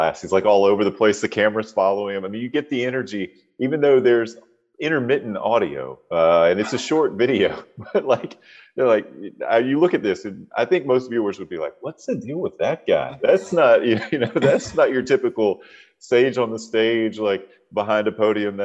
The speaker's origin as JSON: {"language": "English", "town": "Charlotte", "region": "North Carolina", "country": "United States", "tie": "born or raised there", "moved": "yes", "said": "Charlotte is my hometown"}